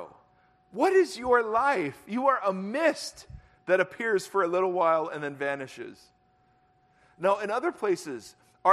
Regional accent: Ohio, United States; moved away as an adult; also born or lived in Southern California; I grew up in Ohio, moved out

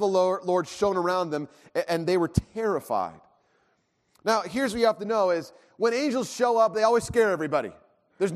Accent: Irvine, California, United States; I grew up in Irvine, in a, you know, condo

